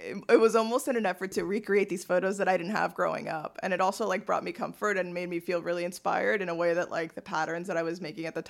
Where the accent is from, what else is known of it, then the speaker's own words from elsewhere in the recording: Westchester, New York, United States; because I'm from Westchester.